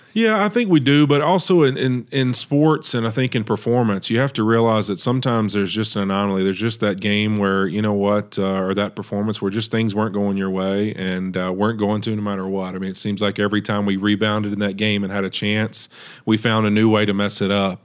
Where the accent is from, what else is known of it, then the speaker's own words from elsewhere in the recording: Monroe, Louisiana, United States; moved away as an adult; also born or lived in Cincinnati, Ohio; now in California, United States; in my hometown, uh, in Monroe, Louisiana